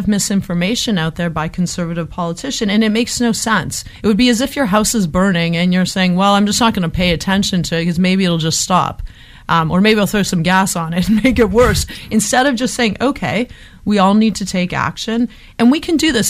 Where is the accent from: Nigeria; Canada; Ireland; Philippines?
Canada; Hamilton, Ontario; moved away; I'm from Hamilton